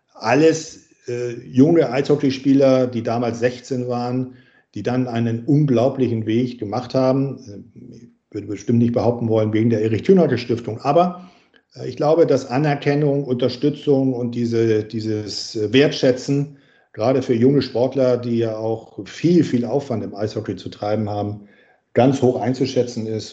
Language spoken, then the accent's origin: German; Winsen, Lower Saxony, Germany; ich komme aus Norddeutschland, also südlich von Hamburg, aus Winsen-Luhe